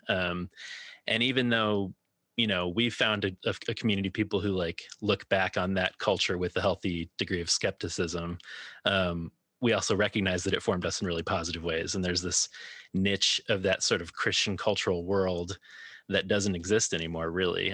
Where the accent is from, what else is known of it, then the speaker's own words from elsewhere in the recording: Minneapolis, Minnesota, United States; now in Chicago, United States; I grew up in the Twin Cities and now live in Chicago